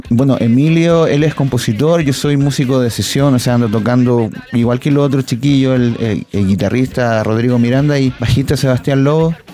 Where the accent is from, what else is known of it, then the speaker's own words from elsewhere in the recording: Maipú, Santiago Metropolitan Region, Chile; yo vengo de Maipú, que es una parte periférica de Santiago.